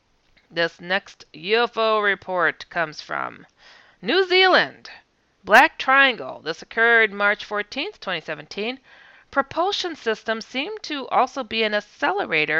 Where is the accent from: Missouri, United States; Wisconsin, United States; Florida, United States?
Wisconsin, United States; I'm from Wisconsin